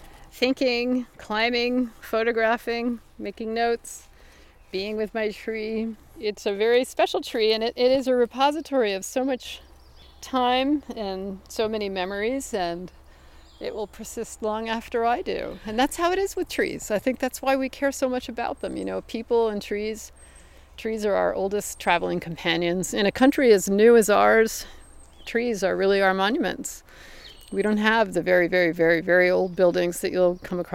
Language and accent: English; the Northwest, Pacific Northwest, United States; moved away; I come from the Northwest, which is a very benign place.